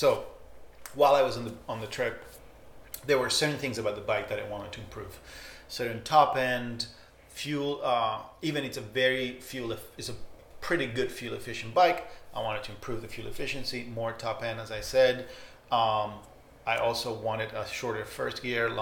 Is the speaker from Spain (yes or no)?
yes; Spain; also born or lived in Barcelona / Argentina; I was born in Spain, but I'm, you know, I'm Argentinian more than I'm Spanish